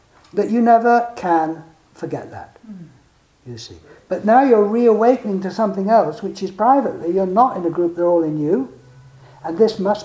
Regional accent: England, United Kingdom; I am English

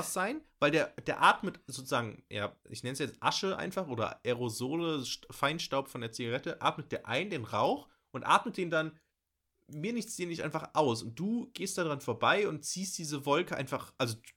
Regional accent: Bochum, North Rhine-Westphalia, Germany; ich komme hier aus Bochum, habe strenge Regeln irgendwie in der Schule und überall

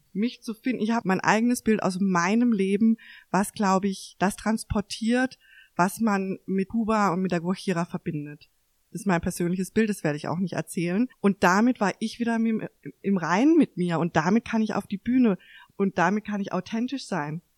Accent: Mannheim, Karlsruhe, Baden-Württemberg, Germany; hier in Mannheim, Karlsruhe aufgewachsen zu sein

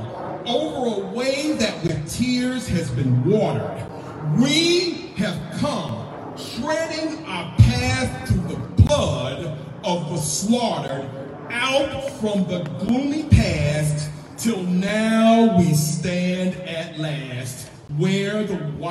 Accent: Mississippi, United States; as a young Black boy growing up in Mississippi

